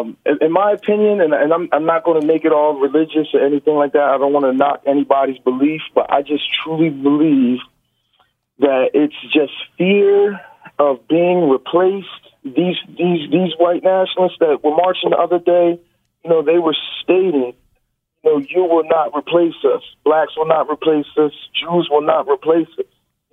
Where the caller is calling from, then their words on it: Dallas, Texas, United States; I'm calling from Dallas, Texas.